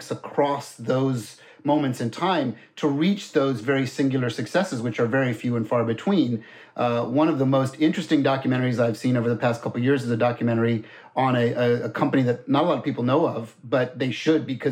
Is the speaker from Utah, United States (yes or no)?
no; Florida, United States; moved away; I grew up in Florida, so I'm also kind of a NASA kid